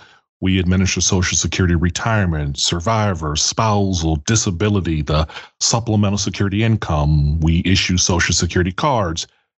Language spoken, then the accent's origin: English; Cleveland, Ohio, United States; I'm born and raised in Cleveland. I grew up in Cleveland Heights, I was a Catholic school kid from K to 12, went to Mount Pleasant Catholic and then Benedictine High School. As you mentioned, University of Akron graduate